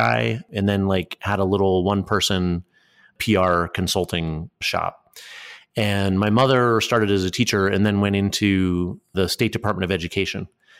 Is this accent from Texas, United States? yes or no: no; Enfield, Connecticut, United States; moved away as an adult; also born or lived in China; I grew up in Enfield, Connecticut in the beginning.